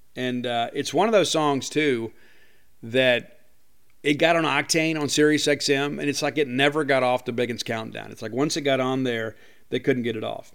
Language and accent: English; Mississippi, United States; my home state